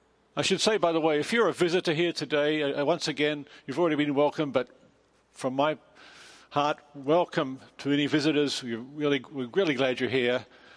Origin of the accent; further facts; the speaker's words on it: Australia; also born or lived in England; now in United States; I'm from Australia. I spent over 20 years in England, and now I've been a long time in America.